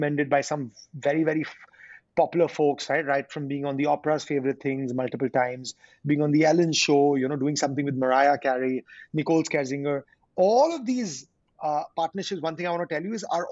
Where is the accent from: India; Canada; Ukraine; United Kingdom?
India; being an Indian, born and brought up in India